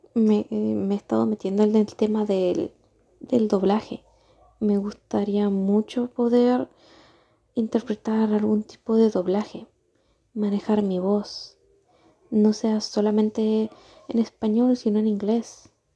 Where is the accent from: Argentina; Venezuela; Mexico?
Argentina; moved away as an adult; now in Chile; Llevo cuatro años en Chile yo soy argentina